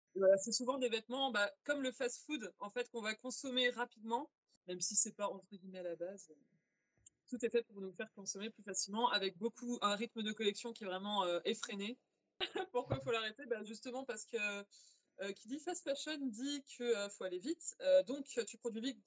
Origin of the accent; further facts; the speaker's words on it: Angers, Pays de la Loire, France; moved away as an adult; now in Lille, France; je viens à la base d'Angers, et d'ailleurs dans une région anciennement très textile, et j'ai bougé sur l'île il y a 3-4 ans.